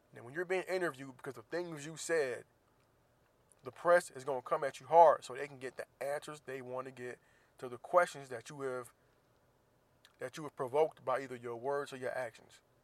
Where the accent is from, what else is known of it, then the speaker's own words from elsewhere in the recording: Florida, United States; Florida, of course, my home state